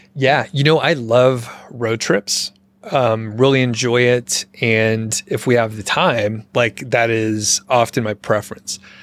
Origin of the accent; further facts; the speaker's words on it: Atlanta, Georgia, United States; moved away; I am from the Atlanta area